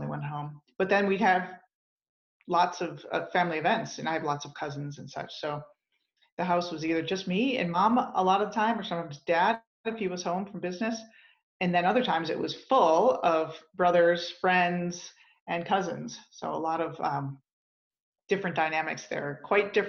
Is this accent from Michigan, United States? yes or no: yes; Grosse Pointe, Michigan, United States; now in Denver, United States; I grew up in Michigan, in Southeast Michigan, just outside Detroit in Grosse Pointe